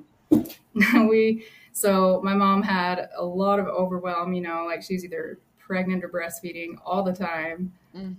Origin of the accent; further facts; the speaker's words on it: Hildale, Utah, United States; I was born and raised in Hilldale.